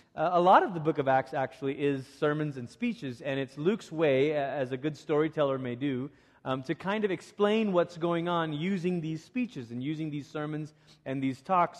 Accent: Malaysia; moved away; growing up in Malaysia, I was part of one of those youth groups

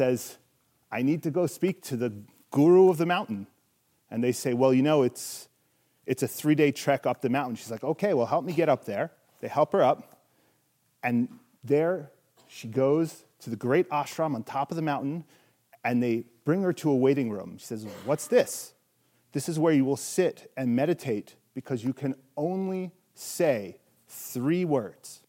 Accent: Miami, Florida, United States; I grew up in Miami, which is basically a lot like Arizona, but humid

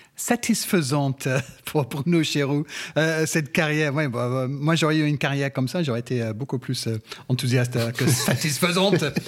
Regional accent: England, United Kingdom; moved away; chez moi en Angleterre

